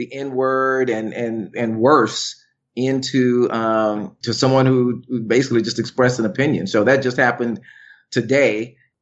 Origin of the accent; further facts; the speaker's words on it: Tulsa, Oklahoma, United States; I'm old enough to remember segregation in my hometown of Tulsa, Oklahoma